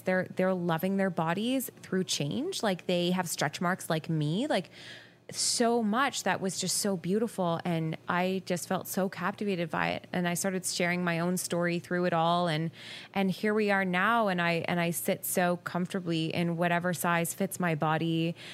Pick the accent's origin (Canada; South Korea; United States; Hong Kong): Canada; Guelph, Ontario; also born or lived in Ottawa; I actually moved home to my hometown.